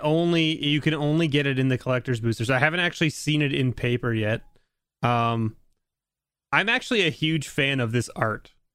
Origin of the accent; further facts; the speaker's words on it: Canada; I'm a Canadian